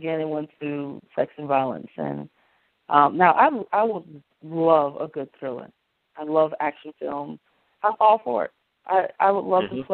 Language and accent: English; North New Jersey, United States; I grew up in North New Jersey